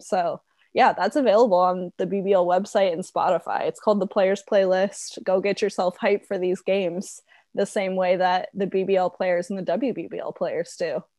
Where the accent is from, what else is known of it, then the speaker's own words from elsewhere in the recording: United States; our stupid little American brains